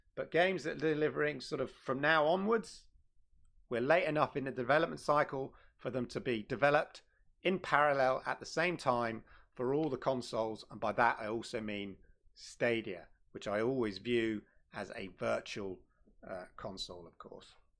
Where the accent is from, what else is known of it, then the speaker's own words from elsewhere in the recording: London, United Kingdom; moved away; Shout out to London. Used to be my hometown. Uh, not anymore